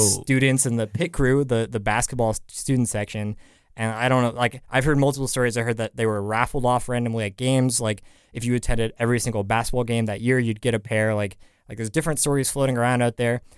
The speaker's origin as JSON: {"language": "English", "town": "San Francisco", "region": "California", "country": "United States", "moved": "yes", "said": "was back home in San Francisco, 'cause I'm from the Bay Area"}